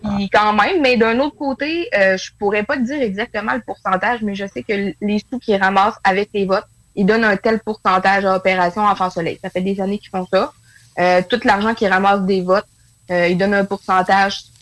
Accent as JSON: {"language": "French", "region": "northern Quebec", "country": "Canada", "said": "je suis dans le nord du Québec."}